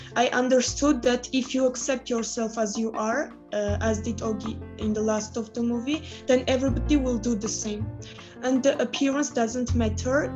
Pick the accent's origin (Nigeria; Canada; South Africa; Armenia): Armenia; Hrazdan, Kotayk; English is a second language; I'm from Armenia. I live in Hrazdan.